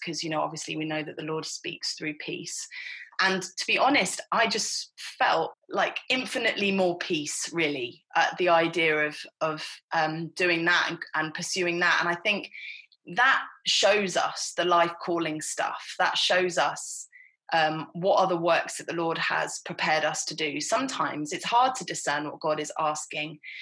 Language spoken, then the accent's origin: English; Hertfordshire, East of England, United Kingdom; I grew up in Hertfordshire, which is just 30 miles north of London